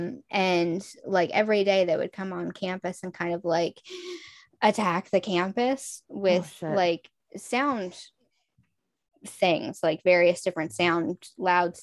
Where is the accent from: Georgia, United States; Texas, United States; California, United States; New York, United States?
Texas, United States; moved away as an adult; the culture I grew up in Texas